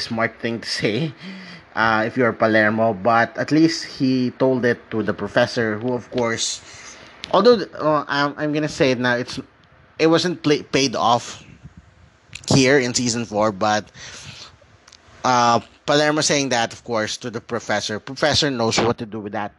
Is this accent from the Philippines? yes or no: yes; Philippines; also born or lived in Metro Manila; I'm from the Philippines